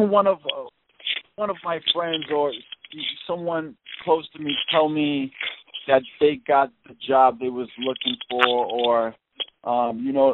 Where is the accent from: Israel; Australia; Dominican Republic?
Dominican Republic; I am from Dominican Republic